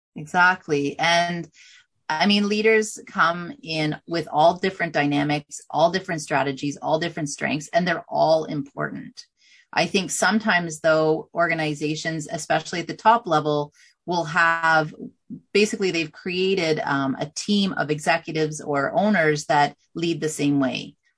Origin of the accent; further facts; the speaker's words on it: Canada; I'm from Canada